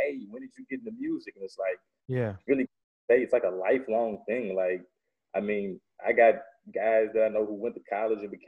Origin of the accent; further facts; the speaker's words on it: Baton Rouge, Louisiana, United States; I'm from Baton Rouge, Louisiana, born and raised.